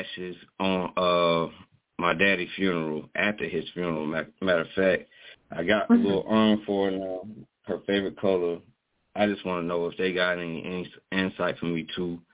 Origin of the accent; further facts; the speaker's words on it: Kansas City, Missouri, United States; I was born in Kansas City